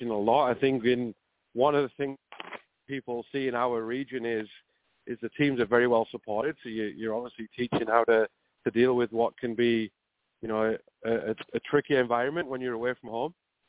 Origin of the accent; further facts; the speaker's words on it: England, United Kingdom; it's very similar to what I grew up in England